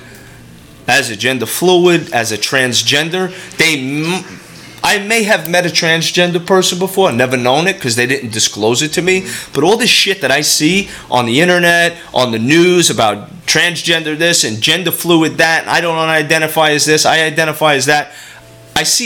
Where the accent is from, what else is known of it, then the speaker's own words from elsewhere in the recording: New York City, New York, United States; from my hometown, Brooklyn